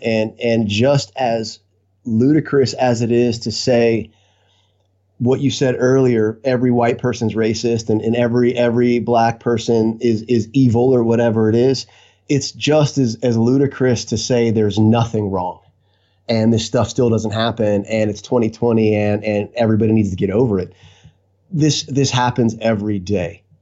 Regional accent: Lakeland, Florida, United States; now in Vero Beach, United States; I was uh, born and raised in Lakeland, Florida. Uh, been been a Floridian my entire life

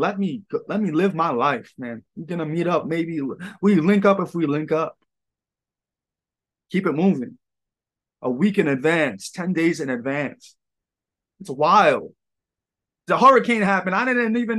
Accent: New York, United States; I'm from New York

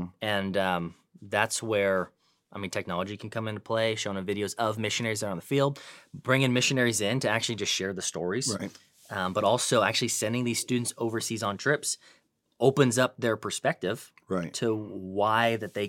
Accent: California, United States; now in Dallas, United States; but I'm born and raised in Northern California.

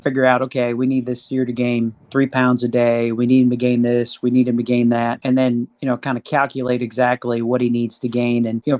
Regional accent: Illinois, United States; also born or lived in Texas; now in College Station, United States; I grew up in Illinois, kind of at a typical kind of Midwest farm, and raised some cattle there, showed cattle growing up.

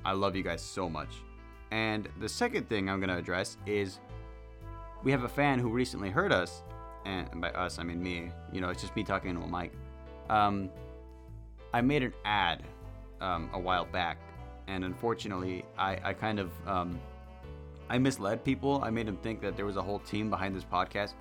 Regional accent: Central Valley, California, United States; I'm from California. That's as far as I'm gonna get. Okay, the furthest I'll get, Central Valley

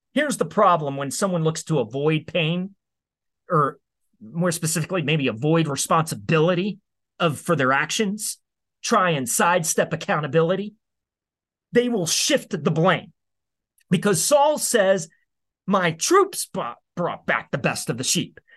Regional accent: United States; you and I as American citizens

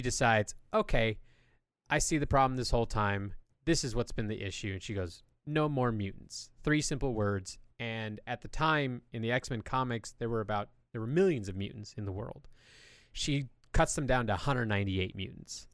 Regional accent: California, United States; I grew up in California

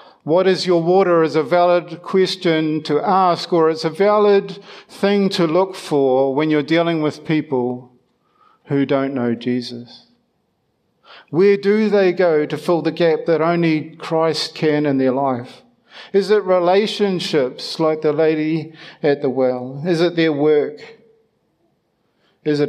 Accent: Ireland; being Irish

